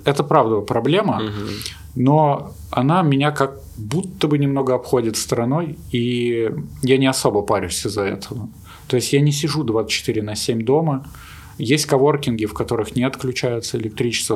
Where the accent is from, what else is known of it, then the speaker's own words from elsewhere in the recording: Russia; also born or lived in Ukraine; now in Cape Town, South Africa; вообще из России